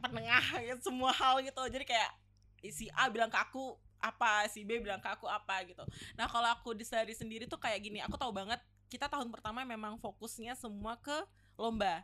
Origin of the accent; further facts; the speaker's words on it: Batam, Riau Islands, Indonesia; moved away as an adult; now in Surabaya, Indonesia; aku kebetulan anak Batam ya yeah. Jadi kayak yang perantau dari luar Jawa Timur